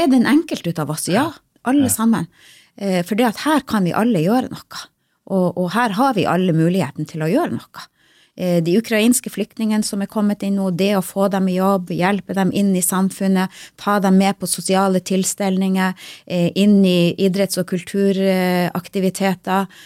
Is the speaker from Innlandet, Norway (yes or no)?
no; Lyngen, Troms, Norway; Jeg er jo sjøl fra Lyngen